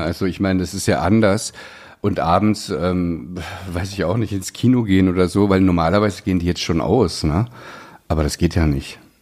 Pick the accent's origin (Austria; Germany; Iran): Germany; East Germany; ich bin, bin ähm, ja, im Osten groß geworden, wir mussten Russisch lernen